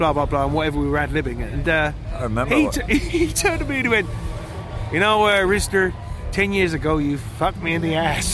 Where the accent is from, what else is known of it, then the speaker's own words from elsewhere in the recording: Southend-on-Sea, East of England, United Kingdom; I grew up in Southend, which is out on the east coast of the UK, in Essex